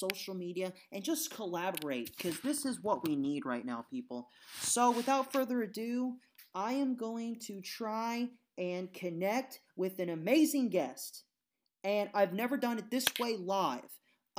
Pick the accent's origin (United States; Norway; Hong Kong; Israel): United States; Indiana; I'm from Indiana.